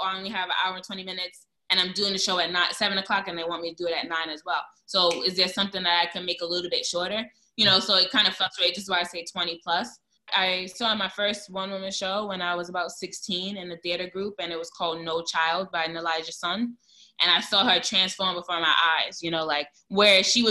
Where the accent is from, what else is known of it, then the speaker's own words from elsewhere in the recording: New York City, New York, United States; I'm from Brooklyn. I'm from East New York